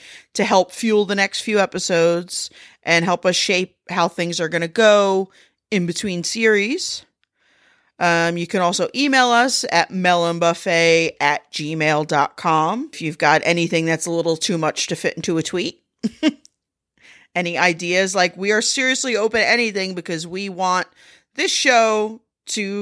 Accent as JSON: {"language": "English", "country": "United States", "said": "I'm American"}